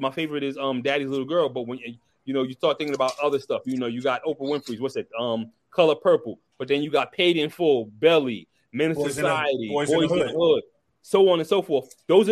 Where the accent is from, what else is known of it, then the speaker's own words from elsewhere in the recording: New York City, New York, United States; I grew up in East New York, Brooklyn